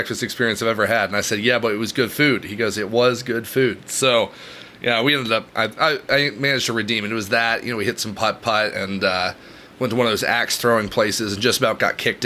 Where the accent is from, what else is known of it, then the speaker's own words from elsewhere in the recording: Knoxville, Tennessee, United States; moved away as an adult; now in Washington, D.C., United States; I was born in Tennessee. I grew up in Knoxville, Tennessee